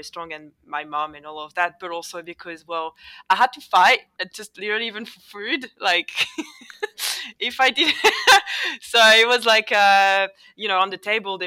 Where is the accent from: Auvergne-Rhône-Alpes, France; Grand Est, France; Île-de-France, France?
Île-de-France, France; Paris suburbs; accent: French; first language French; English is a second language; moved away as an adult; now in Melbourne, Australia; I didn't grow up in Paris itself. I grew up in the suburbs.